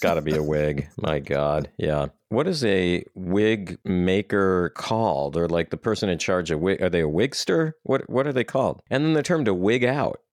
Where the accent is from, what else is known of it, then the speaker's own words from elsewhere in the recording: Midwest, United States; we grew up in the Midwest